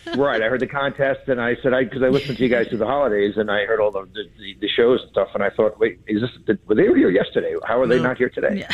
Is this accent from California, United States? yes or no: no; New York, United States; now in Newport, United States; I was originally from New York